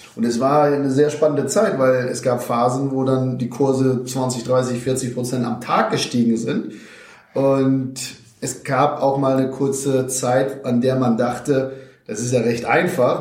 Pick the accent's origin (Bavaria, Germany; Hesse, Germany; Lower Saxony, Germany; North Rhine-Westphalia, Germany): Lower Saxony, Germany; Vechta district; moved away; die liegt tatsächlich in Niedersachsen, da, dort, wo ja auch die Leuswurzeln liegen, circa 60 Kilometer entfernt von Oldenburg. Landkreis Fechter nennt sich der schöne äh, Flecken Erde.